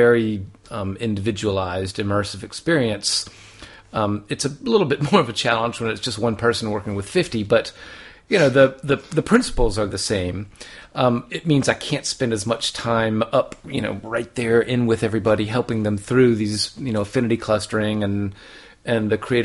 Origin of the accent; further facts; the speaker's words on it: Charleston, South Carolina, United States; moved away as an adult; also born or lived in Japan; now in Melbourne, Australia; I'm from Charleston, South Carolina, and so I'm a son of the South